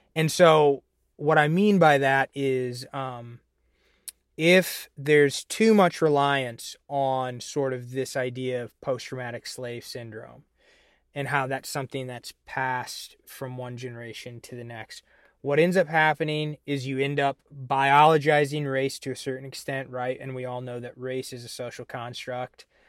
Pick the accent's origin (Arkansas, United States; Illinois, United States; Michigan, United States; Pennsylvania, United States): Illinois, United States; I'm from Illinois